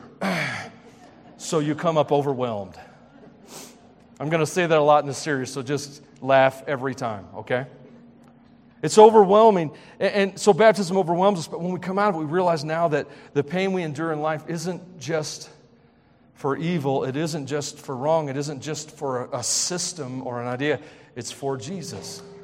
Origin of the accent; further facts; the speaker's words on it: Tennessee, United States; moved away; I grew up in Southern Gospel area of the country